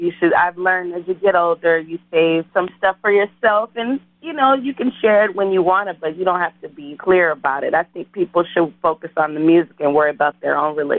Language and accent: English; Bay Area, California, United States; also born or lived in New Orleans, Louisiana; I'm originally from New Orleans, and at 10 years old, we moved to the Bay Area, which is where I was predominantly raised.